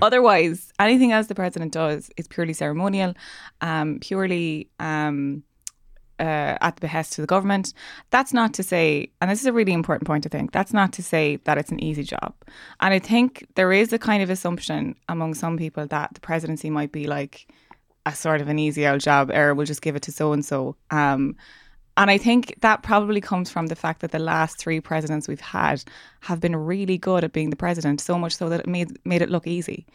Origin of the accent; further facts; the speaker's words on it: Ireland; me being Irish